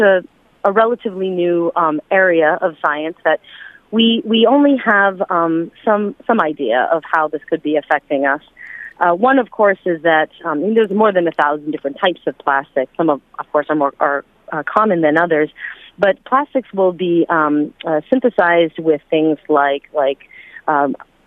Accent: United States; also born or lived in China; as an American citizen

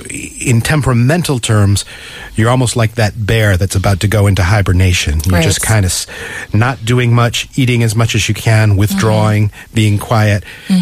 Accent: New England, United States; moved away; I come from New England where basically summer falls off a cliff and you suddenly get these dark days and these gray skies.

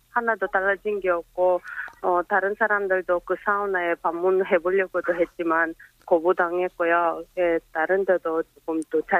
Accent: Uzbekistan; Korean is a second language; now in South Korea; 저는 원래 우즈베키스탄 국적입니다.

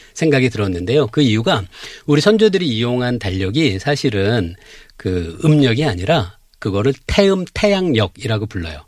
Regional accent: Cheongju, North Chungcheong, South Korea; moved away; 제 원래 고향은 청주인데요

